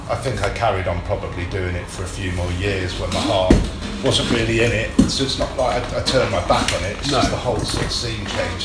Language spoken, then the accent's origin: English; North Wales, United Kingdom; moved away as an adult; also born or lived in Coventry; now in London, United Kingdom; I was born in London. I grew up up north, North Wales.